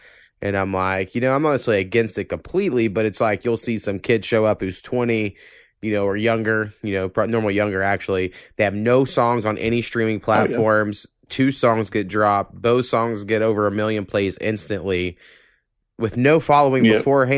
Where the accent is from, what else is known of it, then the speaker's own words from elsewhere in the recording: Oklahoma, United States; when I grew up in Oklahoma